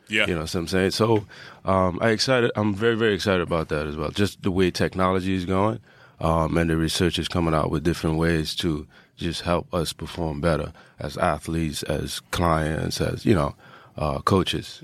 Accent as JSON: {"language": "English", "country": "Trinidad & Tobago", "tie": "born or raised there", "said": "I grew up in Trinidad"}